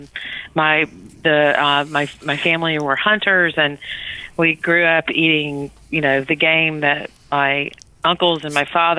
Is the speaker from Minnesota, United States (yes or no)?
no; Georgia, United States; moved away as an adult; also born or lived in Louisiana / Europe / England / New England; I was born in Georgia, grew up in Louisiana, and then back to Georgia basically for high school